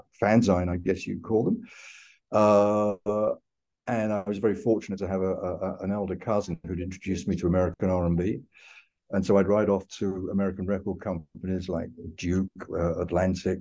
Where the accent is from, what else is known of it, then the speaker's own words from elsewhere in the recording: London, United Kingdom; I was born in London, grew up in London, I've always lived in London